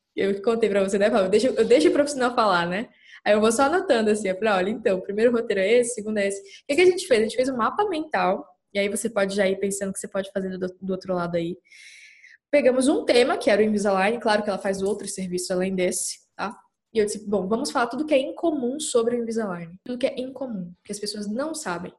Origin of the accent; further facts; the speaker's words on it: Capanema, Pará, Brazil; moved away as an adult; also born or lived in Belém, Pará; now in São Paulo, Brazil; Eu sou do interior do Pará, numa cidadezinha pequena chamada Capanema. E meus pais moram lá até hoje. E eu só saí de lá com 18 anos